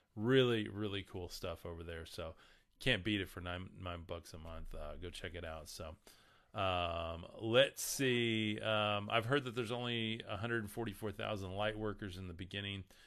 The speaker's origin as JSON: {"language": "English", "region": "the Bible Belt", "country": "United States", "tie": "born or raised there", "said": "We are in the middle of the Bible Belt here"}